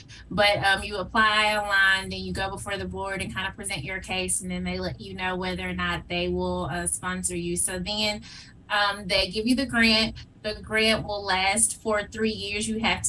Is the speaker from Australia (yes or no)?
no; Whitehaven, Tennessee, United States; That is absolutely correct. I am a proud graduate of Whitehaven High School. Mm-hmm. And I have lived in Whitehaven most